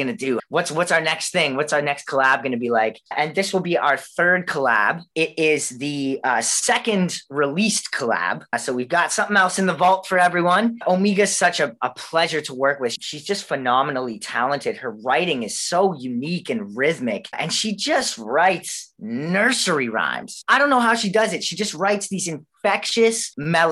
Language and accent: English; Canada; I was born and raised in Canada, and that's kind of all I know